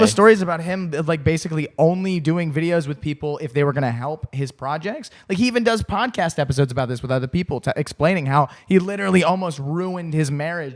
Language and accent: English; United States; now in Germany; I grew up in America, bro.